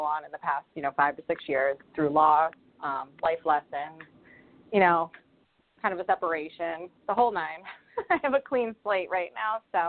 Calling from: Rhode Island, United States; I'm calling from Rhode Island.

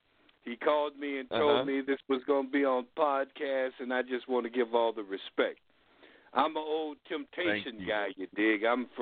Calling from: San Francisco, California, United States; I'm calling from San Francisco

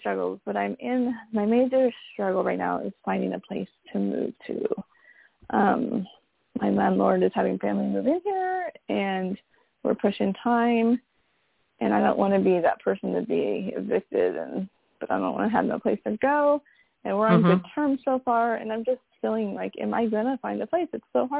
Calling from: California, United States; I'm from California.

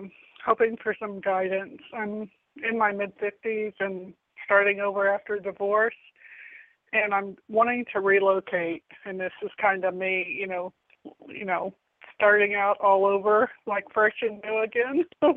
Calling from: Florida, United States; I'm calling from Florida.

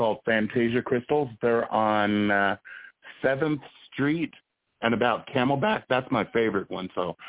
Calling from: Phoenix, Arizona, United States; I'm calling from Phoenix, Arizona

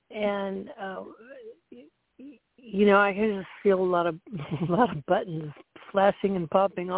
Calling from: Central Florida, United States; I'm calling in from Central Florida.

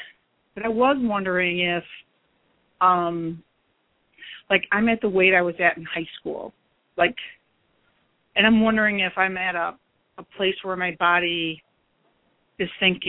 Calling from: Chicago, Illinois, United States; I'm calling from Chicagoland

